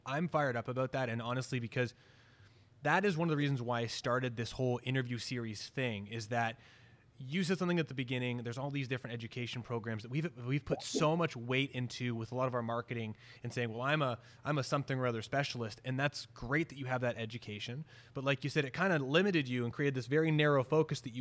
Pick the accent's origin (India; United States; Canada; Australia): Canada; being Canadian